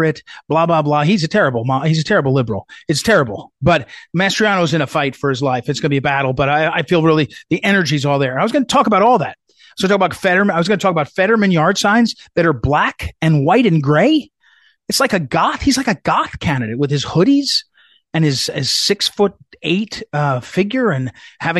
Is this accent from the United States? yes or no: yes; New Jersey, United States; also born or lived in St. Louis, Missouri; now in Virginia, United States; I grew up in New Jersey. I lived in Missouri for 25 years. I'm now down in Virginia